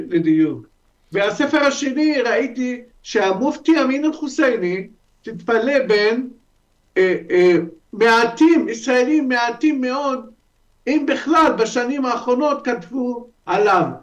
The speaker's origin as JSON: {"language": "Hebrew", "country": "Lebanon", "tie": "born or raised there", "also_born_or_lived": "Syria", "moved": "as an adult", "lives_now": "Israel", "said": "אני יליד לבנון, אה, חבר הקהילה היהודית בלבנון בזמנו, ועלית ארצה בשנת 95, מאז אני בישראל, משנת 95"}